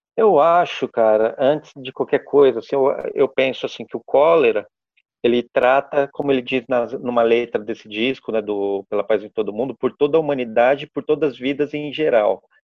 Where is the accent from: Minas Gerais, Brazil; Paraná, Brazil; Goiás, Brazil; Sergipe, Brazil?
Minas Gerais, Brazil; Pouso Alegre; also born or lived in Santo André / São Paulo; eu sou de Pouso Alegre. Na, eu, na, na, verdade, eu nasci em Santo André, mas eu fui vim na minha pré-adolescência para Pouso Alegre, e morei aqui até a, o terceiro colegial.